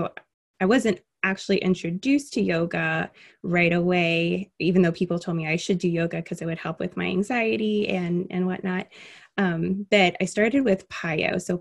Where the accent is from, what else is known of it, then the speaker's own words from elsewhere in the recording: Miami, Florida, United States; also born or lived in Alaska; now in Indiana, United States; So, I am not originally from Indiana, I'm originally from Miami. And my dad was in the Army, so we moved throughout the entire um, United States for the most part. And we actually moved here from Alaska.